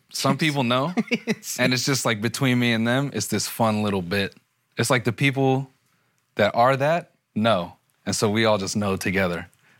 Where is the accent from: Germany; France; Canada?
Canada; Toronto, Ontario; I was born in Toronto.